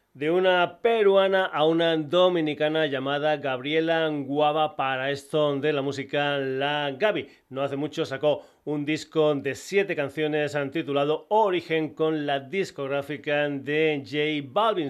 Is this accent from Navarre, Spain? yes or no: no; Extremadura, Spain; Extremadura de mi tierra